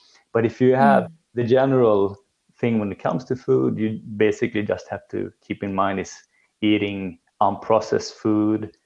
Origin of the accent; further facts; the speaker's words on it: Sweden; growing up in Sweden